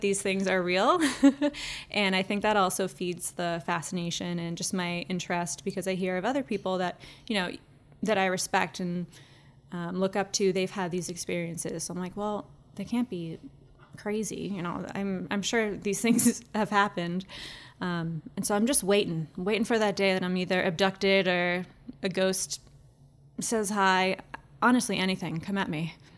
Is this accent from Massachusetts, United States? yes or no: yes; town next to Ipswich, Massachusetts, United States; my hometown. Lots of farmland.